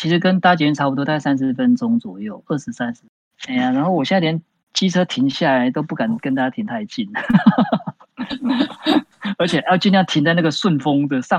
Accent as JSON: {"language": "Chinese", "town": "Taichung", "country": "Taiwan", "also_born_or_lived": "Taipei", "moved": "yes", "said": "因为我台中人嘛，台北念书"}